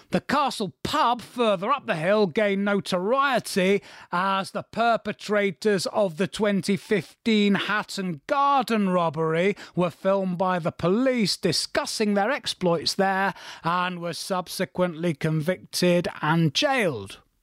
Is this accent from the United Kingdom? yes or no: yes; Manchester, North West England, United Kingdom; I grew up in Manchester